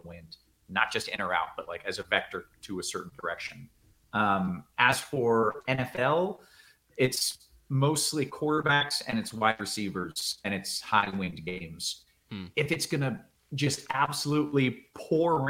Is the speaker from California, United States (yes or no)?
no; Tampa, Florida, United States; also born or lived in Dallas, Texas; now in Houston, United States; I grew up in Florida